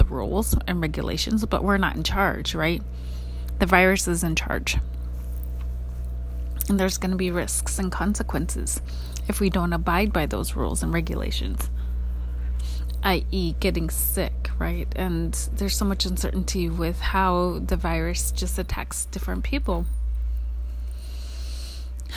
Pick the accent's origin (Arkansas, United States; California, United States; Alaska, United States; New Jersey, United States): Alaska, United States; moved away; I grew up in Alaska